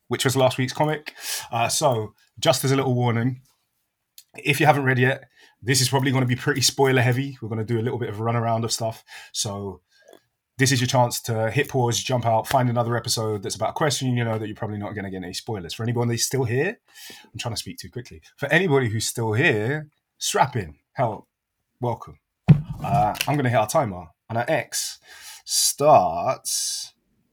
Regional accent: United Kingdom; as a British person

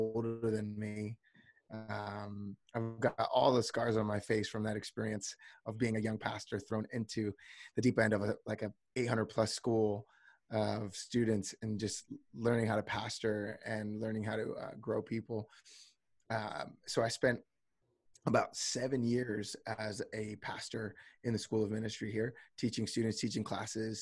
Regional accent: New Jersey, United States; moved away as an adult; now in Redding, United States; I'm originally from the East Coast. I'm originally from New Jersey

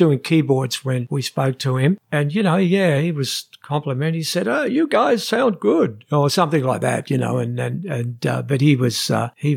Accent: Australia; we come from Australia

